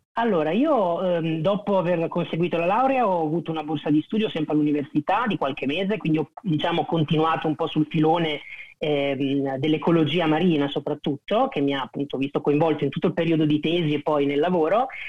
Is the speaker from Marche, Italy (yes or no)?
yes; Pesaro, Marche, Italy; vengo da Pesaro